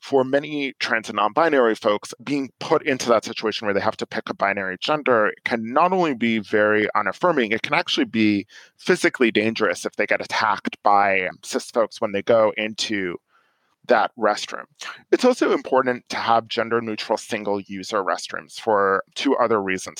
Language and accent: English; New York, United States; moved away as an adult; now in Silver Spring, United States; I'm originally from New York and I lived in New York for a while after finishing college